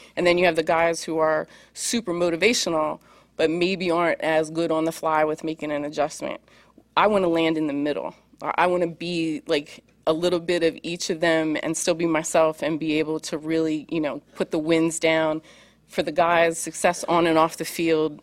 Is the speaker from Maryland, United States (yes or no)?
no; Pennsylvania, United States; I grew up in Pennsylvania